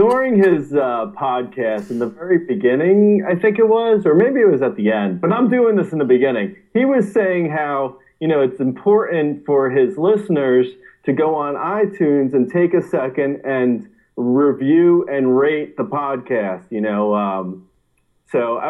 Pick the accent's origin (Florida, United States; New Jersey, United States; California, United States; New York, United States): New Jersey, United States; Linden; My hometown is Linden, New Jersey